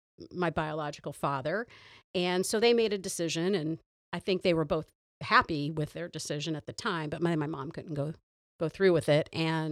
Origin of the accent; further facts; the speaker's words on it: Toledo, Ohio, United States; born there; No. I was born in Toledo.